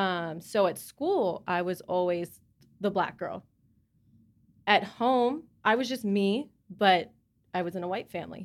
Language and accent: English; Charlotte, North Carolina, United States; I'm from Charlotte.